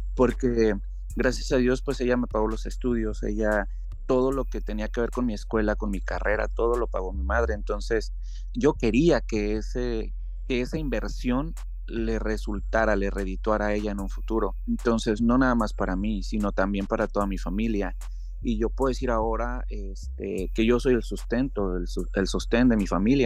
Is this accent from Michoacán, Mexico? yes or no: yes; Uruapan, Michoacán, Mexico; moved away as an adult; now in Seattle, United States; soy fotógrafo y soy mexicano, soy de Michoacán. Tengo ya casi 12 años radicando aquí en los Estados Unidos